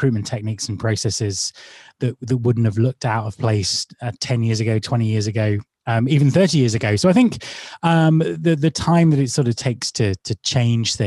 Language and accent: English; United Kingdom; Being British